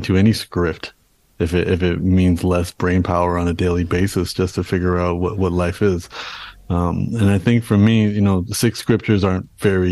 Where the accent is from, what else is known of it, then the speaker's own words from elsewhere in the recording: Canada; being born and raised in Canada, my parents came to Canada and then I was born in Canada